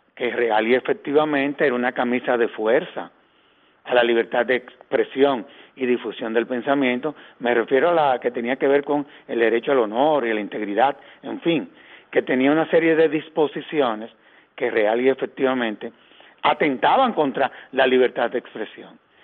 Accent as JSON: {"language": "Spanish", "country": "Dominican Republic", "said": "a nosotros como dominicanos"}